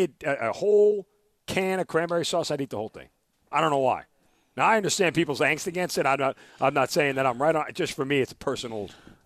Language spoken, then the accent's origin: English; New York, United States; I'm an Italian. I grew up in New York.